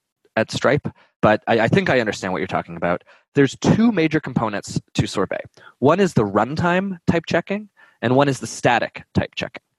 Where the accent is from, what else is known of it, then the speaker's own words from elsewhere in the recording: Canada; moved away; I'm Canadian originally, so my French accent can drive a little bit more in there.